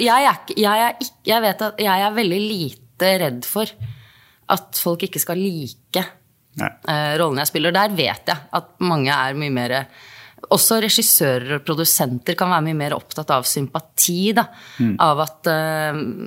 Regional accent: Norway; Jeg er jo norsk

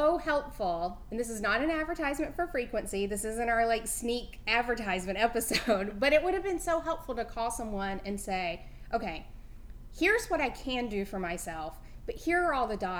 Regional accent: the South, United States; I'm a person from the South

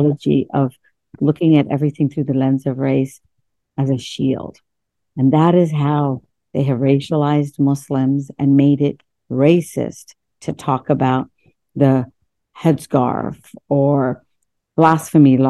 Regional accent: West Virginia, United States; English is a second language; also born or lived in India; through America's public school system in West Virginia, growing up in West Virginia

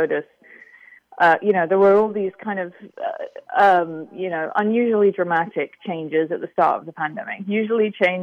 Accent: United Kingdom; I'm from Britain

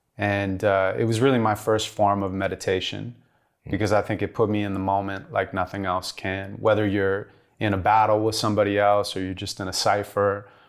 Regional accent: Santa Monica, California, United States; I grew up in Santa Monica, California. My mom's a school teacher.

